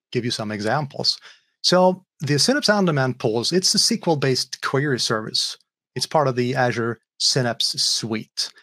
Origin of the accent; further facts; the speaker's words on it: Sweden; I am from Sweden